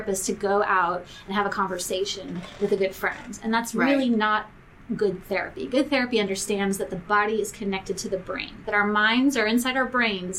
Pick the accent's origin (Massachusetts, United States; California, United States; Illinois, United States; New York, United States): New York, United States; moved away; I grew up in New York. I'm a New York Jewish girl.